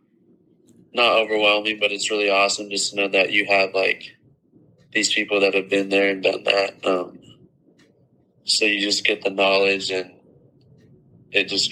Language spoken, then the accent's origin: English; Arizona, United States; born or raised there